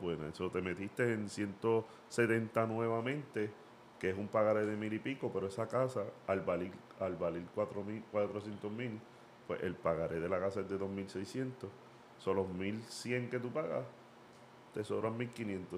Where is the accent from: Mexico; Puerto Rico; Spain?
Puerto Rico; moved away; yo soy de Puerto Rico